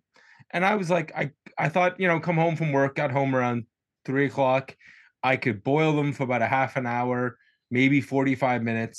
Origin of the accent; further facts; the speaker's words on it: Nova Scotia, Canada; we're Canadian and particularly from Eastern Canada, particularly Nova Scotia